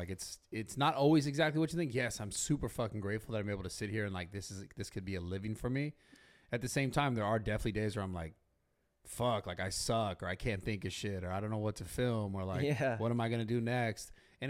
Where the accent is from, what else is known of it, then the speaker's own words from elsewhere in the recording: San Francisco, California, United States; I'm from San Francisco. I didn't grow up here, so I moved down here.